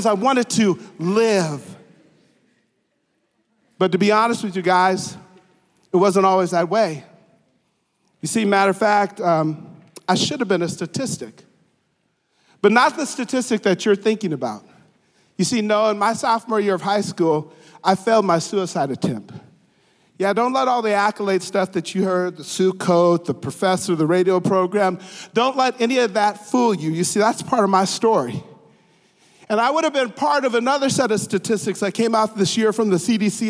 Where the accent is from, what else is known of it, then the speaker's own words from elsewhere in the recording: Grand Forks, North Dakota, United States; moved away; I'm a native of Grand Forks, North Dakota.